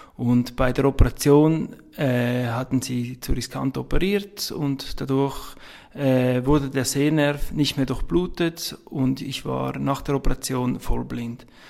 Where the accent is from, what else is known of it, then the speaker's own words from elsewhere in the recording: Abtwil, St. Gallen, Switzerland; accent: Swiss; Ich bin Schweizer, das hört man wohl. Ich komme aus der Nähe von St. Gallen, aus Abtwil